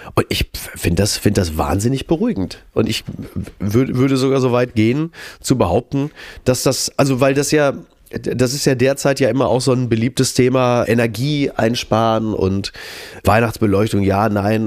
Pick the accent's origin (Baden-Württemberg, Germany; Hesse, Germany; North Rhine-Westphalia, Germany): North Rhine-Westphalia, Germany; Recklinghausen; moved away; Recklinghausen übrigens auch, ist ja meine Geburtsstadt